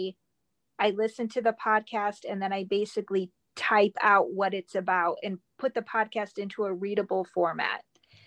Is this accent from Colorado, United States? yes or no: no; Northern Indiana, United States; moved away as an adult; also born or lived in Memphis, Tennessee; I'm originally from Northern Indiana. I was born and raised here